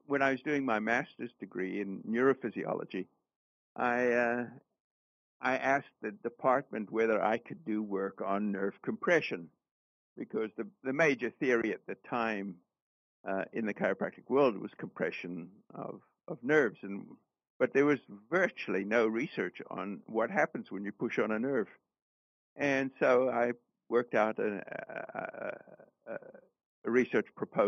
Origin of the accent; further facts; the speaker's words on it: South Africa; moved away as an adult; also born or lived in Canada; I was born in Canada and grew up in South Africa